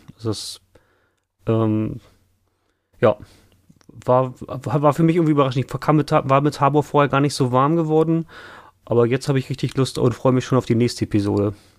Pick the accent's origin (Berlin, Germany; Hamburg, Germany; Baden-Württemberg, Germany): Hamburg, Germany; Hamburg area, Germany; ich komme ja aus dem Umkreis ähm, von Hamburg